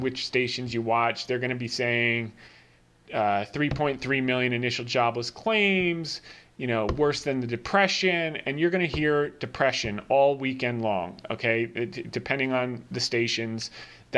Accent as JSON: {"language": "English", "region": "New Jersey", "country": "United States", "tie": "born or raised there", "said": "I grew up in Jersey"}